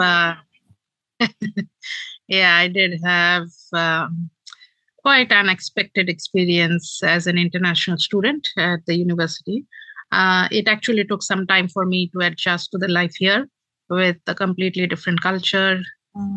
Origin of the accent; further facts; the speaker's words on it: Kolkata, West Bengal, India; moved away as an adult; now in New Zealand; I was born and brought up in Kolkata, which is the eastern metropolitan city of India